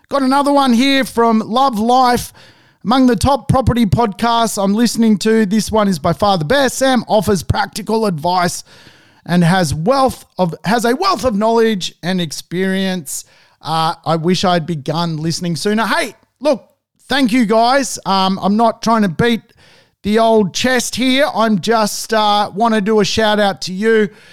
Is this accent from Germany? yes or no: no; Sydney, New South Wales, Australia; also born or lived in Sweden; growing up in Sydney